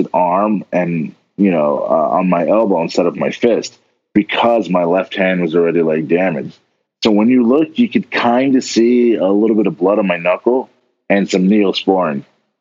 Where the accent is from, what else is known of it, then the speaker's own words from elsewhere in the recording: New York, United States; moved away; I'm originally from New York